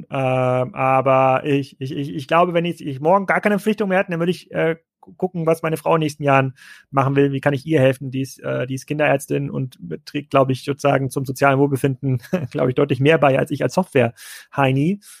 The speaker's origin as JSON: {"language": "German", "region": "East Germany", "country": "Germany", "moved": "yes", "said": "als ich dann in den Westen gezogen bin. Ich komme aus Ostdeutschland."}